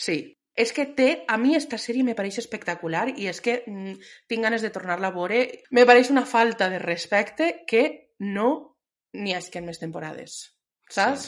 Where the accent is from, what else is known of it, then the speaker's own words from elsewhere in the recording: Spain; sóc espanyola